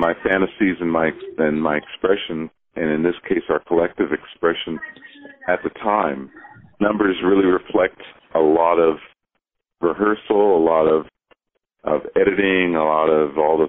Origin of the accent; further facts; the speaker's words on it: Los Angeles, California, United States; I grew up in Venice, California